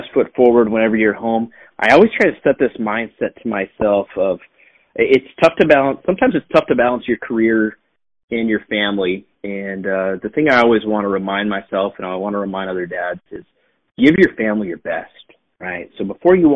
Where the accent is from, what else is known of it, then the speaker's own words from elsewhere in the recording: Billings, Montana, United States; developing the business opportunities that I have right here in my hometown of Billings, Montana